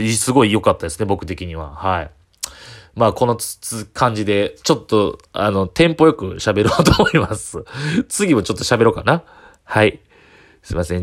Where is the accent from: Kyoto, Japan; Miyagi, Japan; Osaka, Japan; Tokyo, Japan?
Kyoto, Japan; 地元京都の、えー、ホテルの、えー、バイト